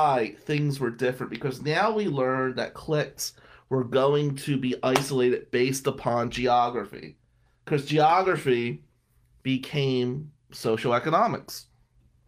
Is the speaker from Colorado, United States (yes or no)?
no; Atlantic City, New Jersey, United States; now in Shiawassee County, Michigan, United States; being white and growing up in Atlantic City in the 90s